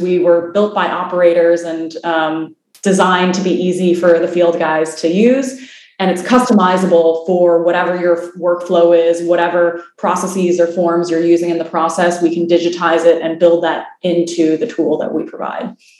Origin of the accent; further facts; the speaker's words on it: Illinois, United States; moved away as an adult; now in California, United States; I'm from the Midwest originally in Illinois. I moved out to California um, initially to go to school and then my career out there.